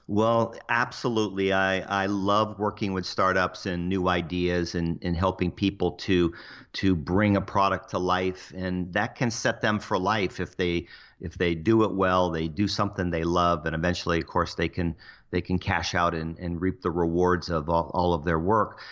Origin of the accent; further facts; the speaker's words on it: Cocoa Beach, Florida, United States; moved away; also born or lived in Seattle; I grew up in Cocoa Beach